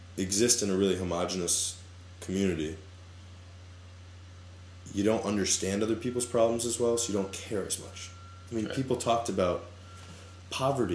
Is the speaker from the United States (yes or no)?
yes; Boston, Massachusetts, United States; growing up in the Boston area